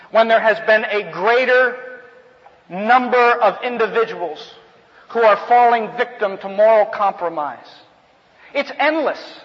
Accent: New Jersey, United States; moved away as an adult; also born or lived in New England / Virginia / California; now in Alabama, United States; I grew up in New Jersey, went to school in New England, then Virginia, then out here to California to minister

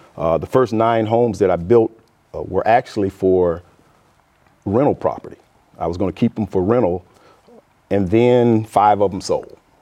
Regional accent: Umatilla, Florida, United States; now in Quincy, United States; originally grew up in Umatilla, Florida, uh, which is, uh, thirty-six miles southeast of, uh, Orlando, Florida

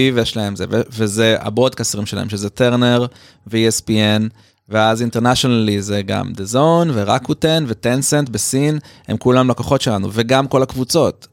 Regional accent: Tel Aviv, Tel Aviv District, Israel; אז גדלתי בתל אביב

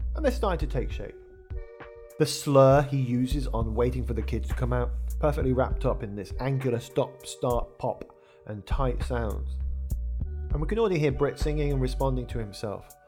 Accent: Wolverhampton, West Midlands, United Kingdom; a lad from the, the centre of England, at uh, Wolverhampton

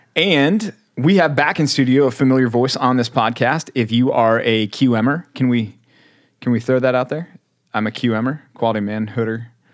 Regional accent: Texas, United States; also born or lived in Philadelphia, Pennsylvania; as big of a, a Texas guy as I am, and I am, uh, people are surprised to find out I was born in Philly

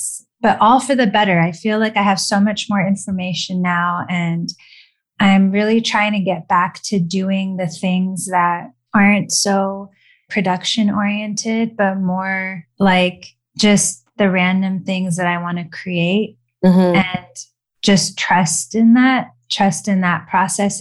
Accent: Los Angeles, California, United States; born and raised in LA.

